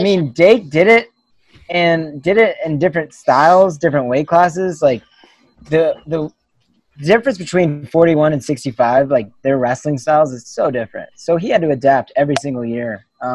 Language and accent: English; West Virginia, United States; So I'm from West Virginia.